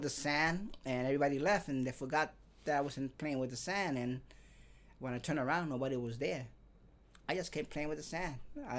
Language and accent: English; New York City, New York, United States; also born or lived in Dyker Heights, Brooklyn; Yes, I was born in Park Slope, on Fifth Avenue in San Marcos.